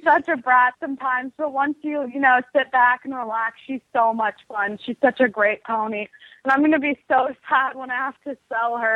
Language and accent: English; Seattle, Washington, United States; I'm 13 years old. I come from Seattle.